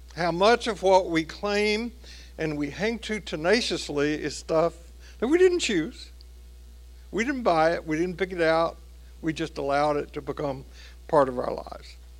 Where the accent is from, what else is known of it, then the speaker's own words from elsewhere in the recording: Tennessee, United States; my home state of Tennessee